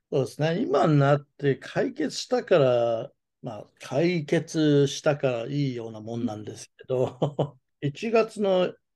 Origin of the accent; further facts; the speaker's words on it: Japan; also born or lived in United States; アメリカ生まれ、日本育ち